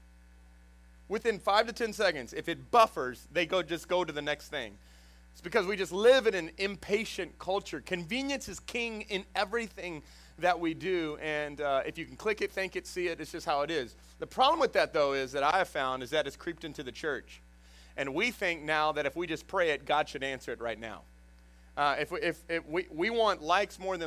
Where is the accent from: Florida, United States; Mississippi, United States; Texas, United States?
Texas, United States; Houston; also born or lived in Dallas area, Texas; now in Jennings, United States; I came from Houston. That's where I was originally from, and the Dallas area